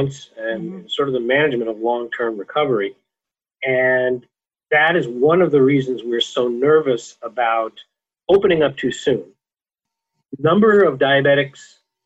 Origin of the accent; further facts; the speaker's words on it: California, United States; I'm a Californian